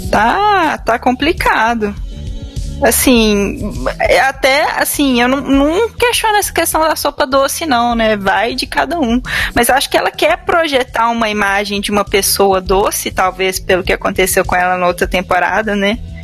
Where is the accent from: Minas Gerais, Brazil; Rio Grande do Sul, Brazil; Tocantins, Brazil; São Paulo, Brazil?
Minas Gerais, Brazil; como boa mineira